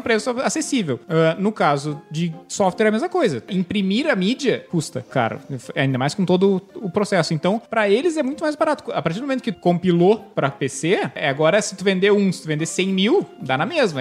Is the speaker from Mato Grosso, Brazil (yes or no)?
no; Porto Alegre, Rio Grande do Sul, Brazil; now in São Paulo, Brazil; Eu sou de Porto Alegre.